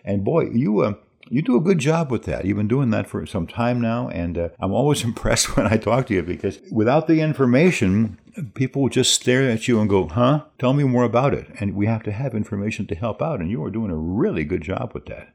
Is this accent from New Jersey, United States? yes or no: yes; New Jersey, United States; moved away as an adult; also born or lived in Menominee, Wisconsin / Marshfield, Wisconsin / Milwaukee, Wisconsin; now in La Crosse, United States; I've spent more time in Wisconsin than in my home state of New Jersey when I left there at eighteen years old